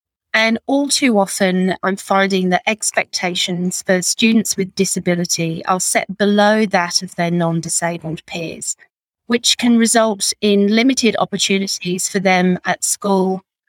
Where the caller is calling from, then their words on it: Sydney, New South Wales, Australia; I'm joining you from the Northern Beaches in Sydney on the lands of the Gadigal people.